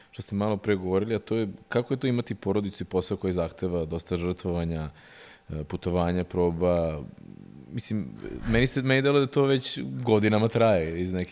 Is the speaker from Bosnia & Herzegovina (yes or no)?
no; Novi Sad, Vojvodina, Serbia; Kao rođeni novosadjeni